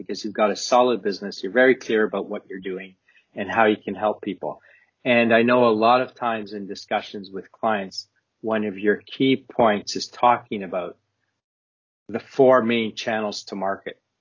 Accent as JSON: {"language": "English", "country": "Canada", "also_born_or_lived": "United Kingdom", "moved": "yes", "said": "I'm Canadian and British now"}